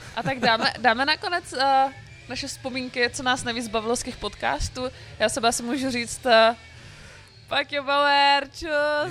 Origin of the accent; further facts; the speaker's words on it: Brno, South Moravian Region, Czechia; já jsem z Brna